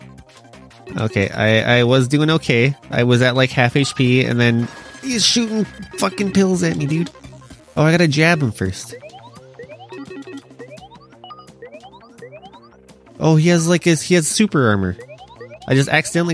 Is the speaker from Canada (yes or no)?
yes; Canada; As a Canadian